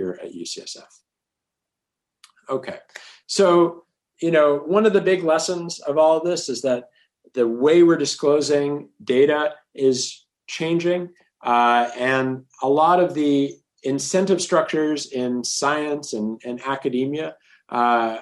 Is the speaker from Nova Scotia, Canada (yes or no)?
no; Toronto, Ontario, Canada; I grew up in Toronto